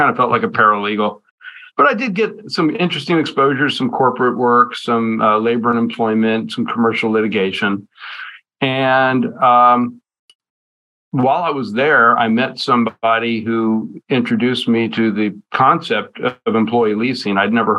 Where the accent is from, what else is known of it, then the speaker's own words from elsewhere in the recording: Laredo, Texas, United States; born there; Actually, my dad left for Vietnam about 8 days after I was born. So I was born in the Laredo Air Force Base, as a matter of fact.